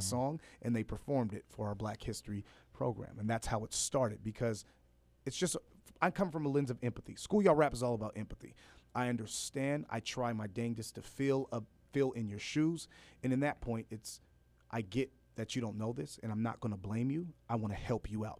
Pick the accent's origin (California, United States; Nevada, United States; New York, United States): California, United States; Los Angeles; also born or lived in Fresno; I grew up in, uh, Los Angeles, born in Fresno.